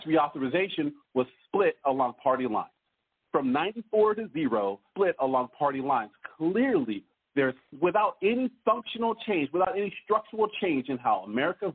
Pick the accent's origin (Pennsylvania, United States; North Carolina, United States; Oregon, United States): Oregon, United States; I come from Oregon